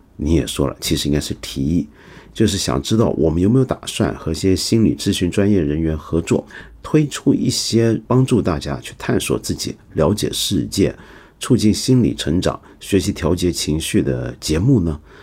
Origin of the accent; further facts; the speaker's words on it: China; 我们中国人